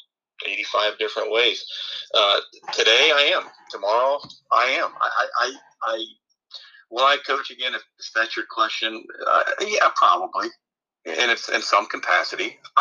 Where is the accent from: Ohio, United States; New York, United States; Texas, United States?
Ohio, United States; Eden; being a kid growing up in Eden, Ohio